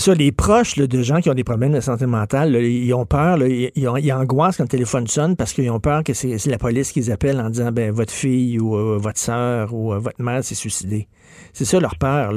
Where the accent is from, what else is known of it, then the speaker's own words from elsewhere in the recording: Montreal, Quebec, Canada; j'ai grandi à Verdun, près de Pointe-Saint-Charles